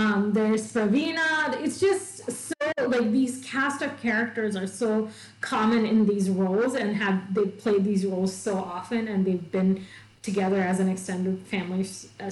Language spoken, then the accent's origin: English; Travancore, Kerala, India; I'm from Travancore